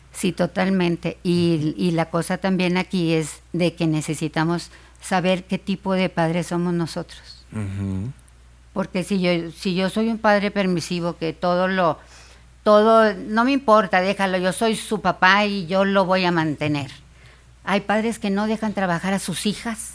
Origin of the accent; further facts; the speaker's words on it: Monterrey, Nuevo León, Mexico; Yo soy de Monterrey